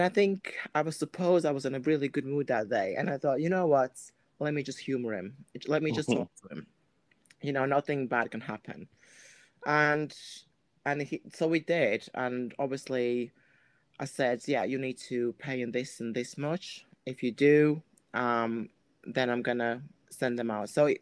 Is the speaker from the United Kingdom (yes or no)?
no; Latvia; moved away; I am from Latvia, so that's my country I'm from